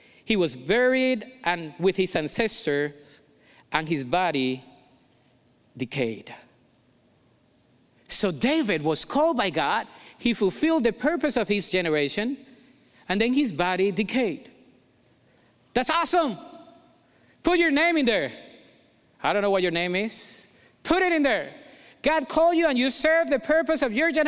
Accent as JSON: {"language": "English", "country": "Colombia", "tie": "born or raised there", "accent": "Colombian", "second_language": "English", "moved": "yes", "said": "I was born in Colombia"}